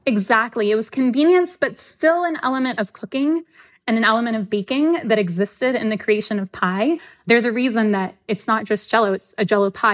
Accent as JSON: {"language": "English", "region": "the South", "country": "United States", "said": "I'm from the South"}